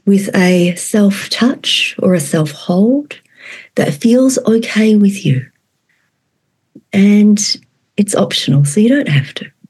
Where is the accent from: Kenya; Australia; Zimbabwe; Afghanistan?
Australia; moved away as an adult; also born or lived in Vietnam; now in Fairbanks, United States; And I was born in Vietnam and raised in Australia. I'm a former child refugee.